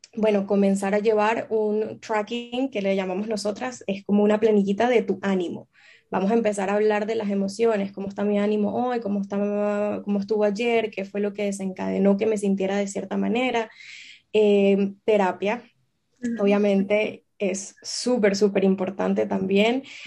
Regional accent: Venezuela; also born or lived in Amsterdam, Netherlands / Boston, United States; now in Barcelona, Spain; yo soy venezolana

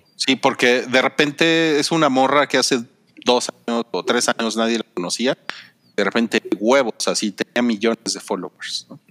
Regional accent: Mexico; somos mexicanos

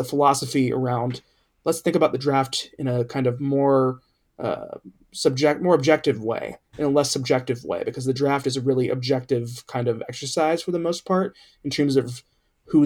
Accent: Cincinnati, Ohio, United States; my hometown team is Cincinnati Bengals. And when I was growing up in the 1990s

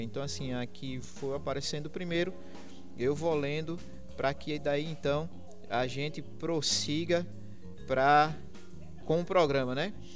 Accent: Limoeiro, Brazil; lá da minha terra, de Limoeiro

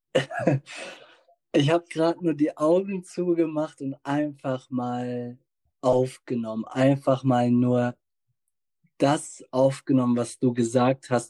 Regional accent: the North, Northern Germany, Germany; ich komme aus dem Norden

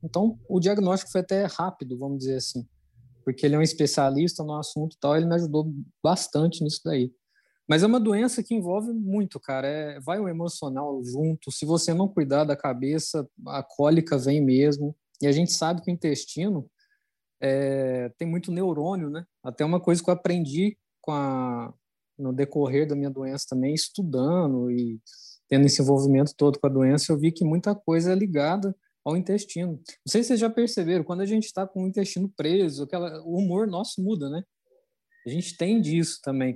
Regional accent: Minas Gerais, Brazil; moved away; Eu vim de Minas

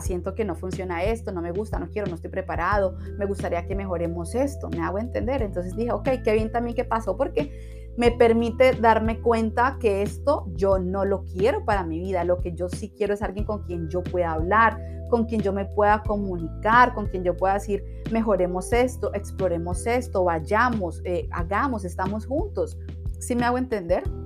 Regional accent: Cali, Valle del Cauca, Colombia; Yo soy de Cali, Colombia

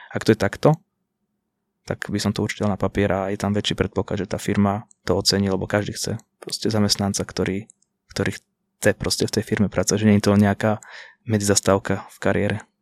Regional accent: Banská Bystrica, Banská Bystrica Region, Slovakia; u nás v Banskej Bystrici

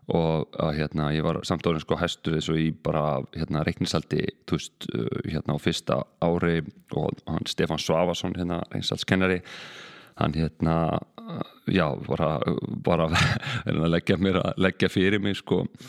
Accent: Reykjavík, Capital Region, Iceland; ég er bara stoltur, stoltur reykingigur hérna fættur auðbalinn hér og hérna já, bara sem sagt ólst upp í Norðumýrinni

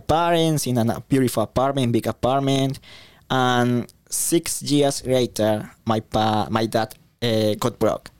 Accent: Bogotá, Colombia; English is a second language; moved away as an adult; now in Australia; So I was born in Colombia, Bogota, the capital. I was born in a good family, raised by, first of all, grandparents

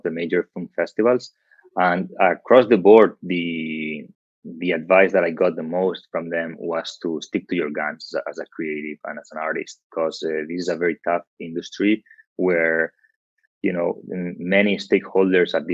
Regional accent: Barcelona, Catalonia, Spain; moved away as an adult; also born or lived in London; I'm from Barcelona, Spain

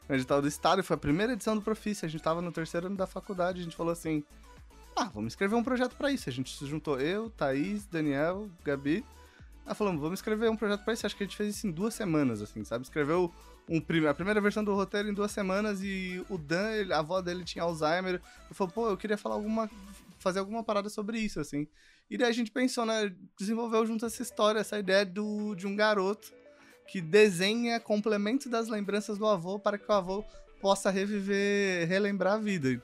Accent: São Paulo, Brazil; also born or lived in Curitiba; Eu sou nascido em São Paulo. Minha família, minha família hoje mora em Mauá

